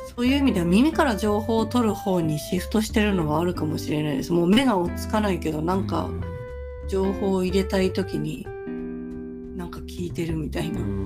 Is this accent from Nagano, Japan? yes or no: no; Sagamihara, Kanagawa, Japan; moved away; ちの実家は神奈川県で相模原市ですけど